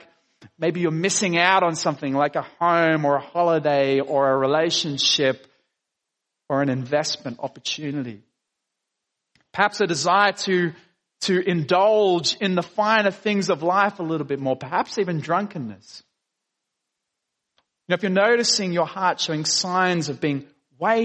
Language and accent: English; Dapto, New South Wales, Australia; I grew up in Dapto.